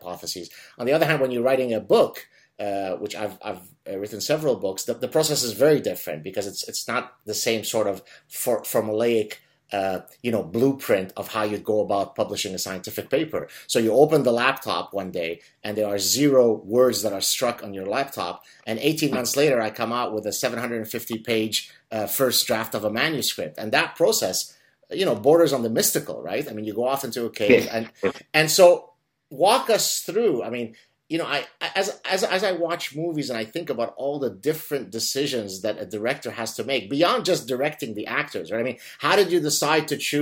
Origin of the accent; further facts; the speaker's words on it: Lebanon; English is a second language; now in Montreal, Canada; when I was growing up in Lebanon and I didn't speak really English